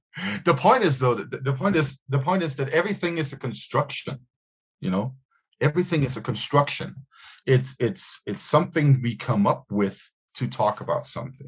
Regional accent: Jutland, Denmark; I'm a hillbilly Dane. I'm from Jutland.

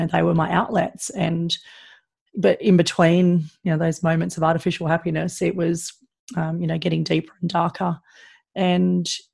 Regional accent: Sydney, New South Wales, Australia; growing up in Sydney, it's a pretty good lifestyle

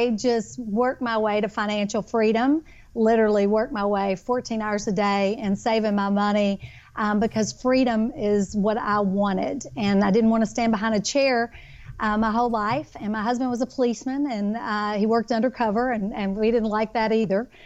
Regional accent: Kentucky, United States; now in Texas, United States; I am a Kentucky girl, born and raised in Kentucky, but I now live in Texas

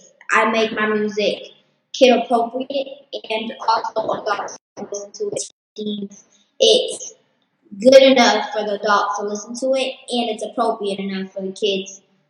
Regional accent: Detroit, Michigan, United States; No, I'm from Detroit, Michigan.

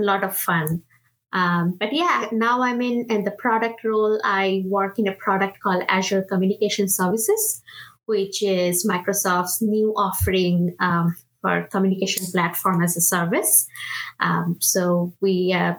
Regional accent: India; English is a second language; moved away as an adult; now in United States; I am originally from India, so I'm a first generation immigrant. I moved from India to US back in 2011 when I actually came to do my master's in computer science

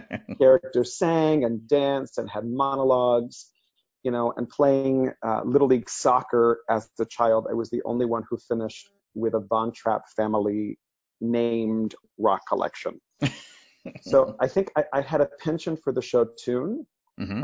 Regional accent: Miami, Florida, United States; first language Spanish; English is a second language; I grew up in Miami, Florida

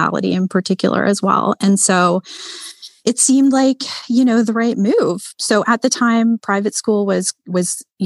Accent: Toronto, Ontario, Canada; moved away as an adult; now in Muskoka, Canada; I'm born and raised in Toronto, which is Canada's largest city.

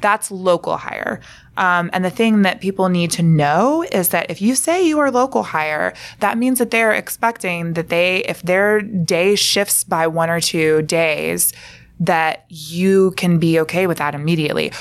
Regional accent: Alabama, United States; moved away; I'm from Alabama

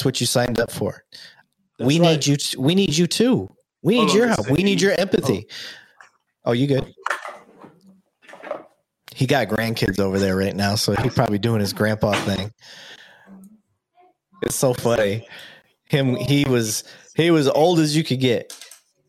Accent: Joshua, Texas, United States; I'm from Joshua, Texas

